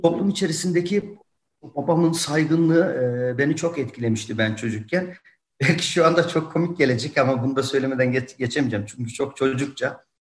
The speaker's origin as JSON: {"language": "Turkish", "town": "Yozgat", "region": "Yozgat Province", "country": "Turkey", "tie": "born or raised there", "moved": "yes", "lives_now": "Tokat, Turkey", "said": "Benim memleketim Yozgat"}